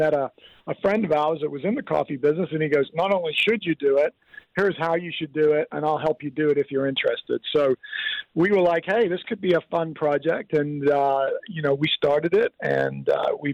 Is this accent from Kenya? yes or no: yes; Kenya; now in Oceanside, United States; I grew up in Africa, of all places, in Kenya.